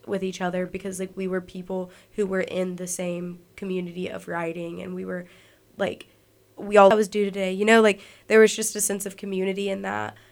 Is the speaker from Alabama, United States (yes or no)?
yes; Alabama, United States; being, like, a little artist in Alabama